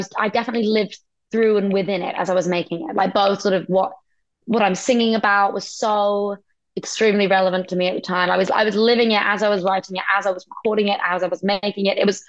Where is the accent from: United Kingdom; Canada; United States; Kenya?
United Kingdom; I'm British and then I'm proud